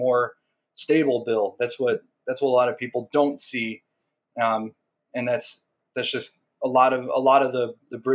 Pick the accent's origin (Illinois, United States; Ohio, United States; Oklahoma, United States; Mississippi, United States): Illinois, United States; Chicago; I grew up in Portage Park. I was, just a couple blocks from Portage Park.